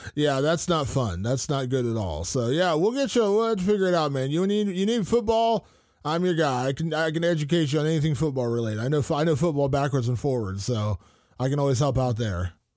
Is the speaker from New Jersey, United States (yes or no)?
no; Cincinnati, Ohio, United States; I grew up in Cincinnati